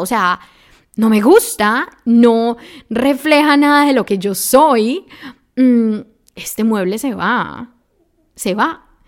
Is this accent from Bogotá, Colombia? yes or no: no; Medellín, Antioquia, Colombia; moved away as an adult; now in Germany; yo soy de Colombia, especialmente de Medellín, o sea, la ciudad de la eterna primavera